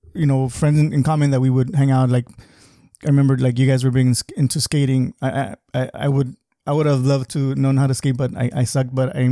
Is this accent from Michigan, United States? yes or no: no; Calexico, California, United States; just growing up in Calexico, I know you grew up in La Garra